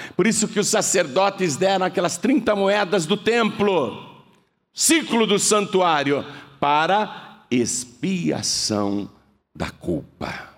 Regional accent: Brazil; eu sou brasileiro

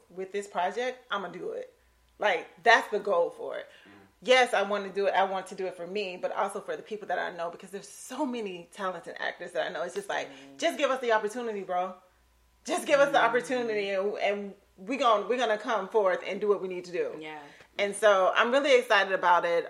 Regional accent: Lake City, Florida, United States; moved away

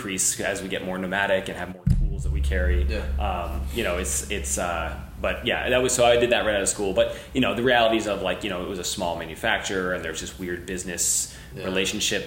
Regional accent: D.C. area, Northern Virginia, United States; I'm from the East Coast originally, so I grew up in the D.C. area in Northern Virginia

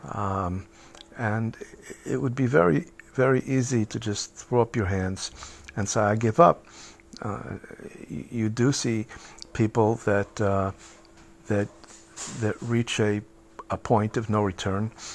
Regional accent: United States; moved away as an adult; now in Israel; as a kid growing up in the United States

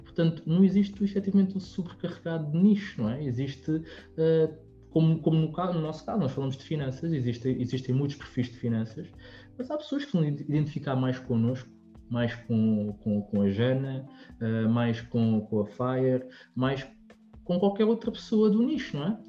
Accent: Lisbon, Portugal; nós somos de Lisboa

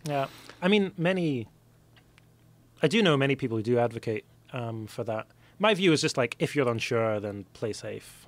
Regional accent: Scotland, United Kingdom; for me as a Scot

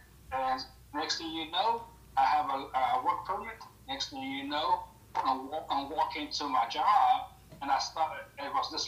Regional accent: Tepoztlán, Morelos, Mexico; first language Spanish; English is a second language; moved away; also born or lived in New York; So originally I'm from Mexico, a small little town up in the middle of nowhere. It's called Tepoztlán, Morelos.

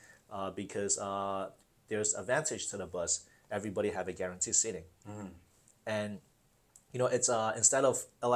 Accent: Fujian, China; now in United States; I came from Fujian, and we're in the south. I never see snow. First time I came here, I went in 1995

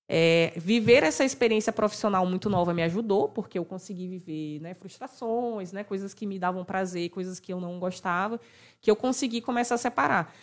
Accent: Maranhão, Brazil; Maranhão é saliente

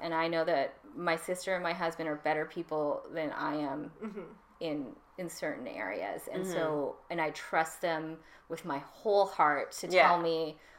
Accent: Canada; I grew up in Canada.

